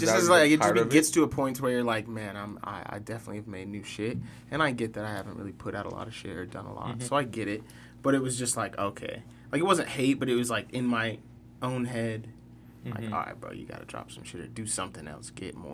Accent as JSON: {"language": "English", "town": "Salt Lake City", "region": "Utah", "country": "United States", "also_born_or_lived": "Guam", "said": "I'm from Salt Lake."}